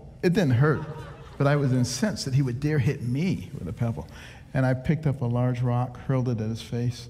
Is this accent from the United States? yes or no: yes; Detroit, Michigan, United States; moved away; also born or lived in Boston, Massachusetts; I grew up in Detroit and I grew up in Boston.